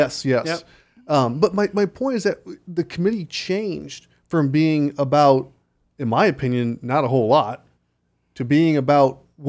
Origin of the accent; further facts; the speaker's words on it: Chicago, Illinois, United States; also born or lived in Los Angeles; I know I'm from Chicago and L.A., but I am not a Democrat.